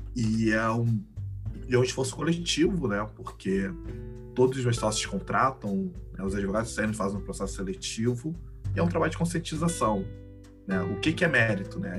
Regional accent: Florianópolis, Santa Catarina, Brazil; also born or lived in Rio Grande, Rio Grande do Sul; Eu tenho sorte de ser um gaúcho que cresceu em São Catarina

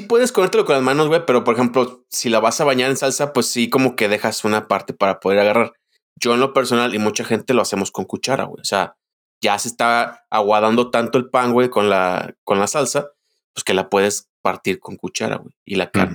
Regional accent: Guadalajara, Jalisco, Mexico; Nosotros como tapatíos

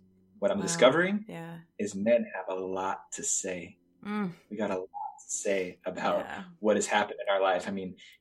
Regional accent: New Jersey, United States; moved away as an adult; also born or lived in New York City, New York; I decided to leave where I grew up in New Jersey and New York City

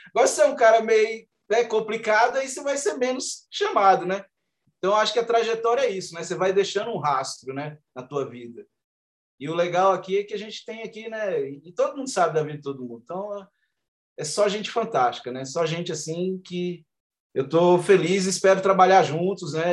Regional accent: Gama, Federal District, Brazil; Eu sou da, da periferia do Gama, moro no Gama

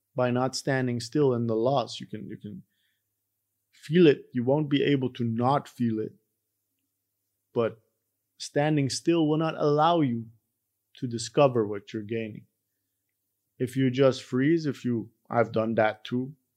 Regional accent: Iran; moved away; I, myself, I'm from Iran

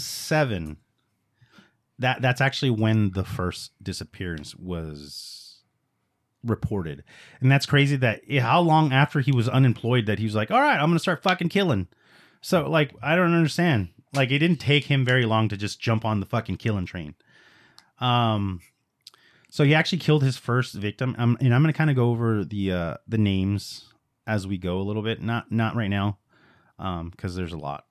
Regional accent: Los Angeles, California, United States; I was born in East L

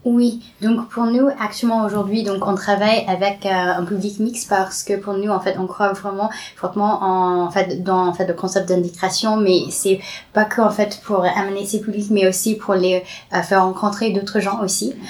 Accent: California, United States; French is a second language; moved away as an adult; now in Paris, France; je grandis au Californie.

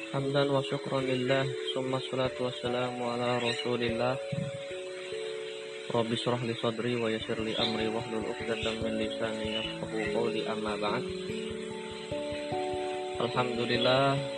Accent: Tangerang, Banten, Indonesia; Anak Min Tanggerang, saya berasal dari Tanggerang.

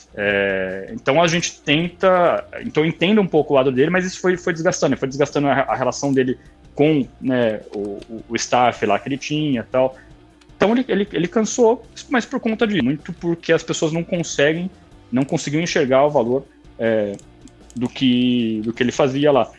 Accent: Vinhedo, São Paulo, Brazil; also born or lived in Campinas; nasci, nasci, em São Paulo, mas em 97 eu mudei para Vinhedo

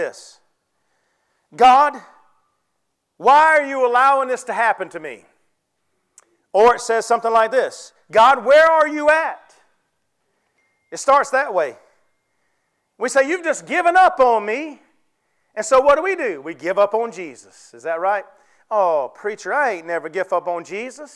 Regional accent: Ware Shoals, South Carolina, United States; I'm from Ware Shoals

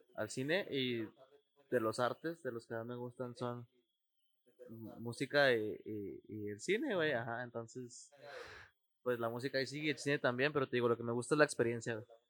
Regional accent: Ciudad Juárez, Chihuahua, Mexico; los que somos de aquí, de Ciudad Juárez

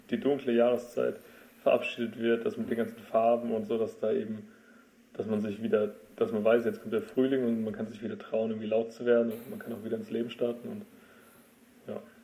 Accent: Freiburg, Baden-Württemberg, Germany; Ich bin ja auch aus Freiburg

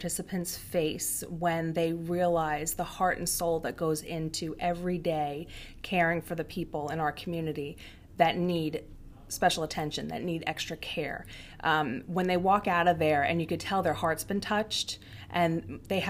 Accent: Long Island, New York, United States; moved away as an adult; my husband and I, we both grew up on Long Island. We're both born and raised there

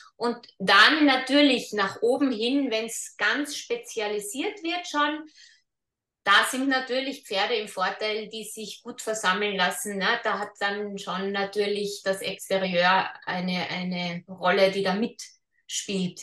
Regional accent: Austria; bei uns in Österreich

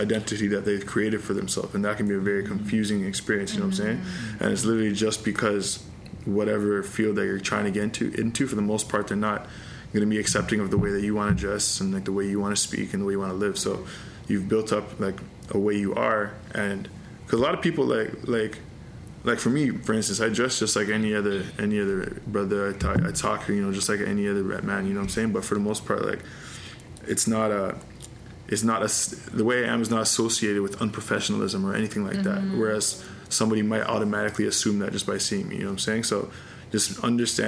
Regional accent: Pickering, Ontario, Canada; I'm from Pickering

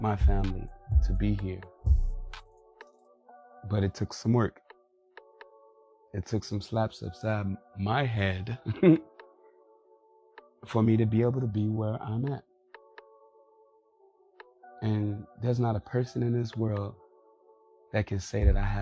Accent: Chicago, Illinois, United States; I grew up in Chicago, inner city.

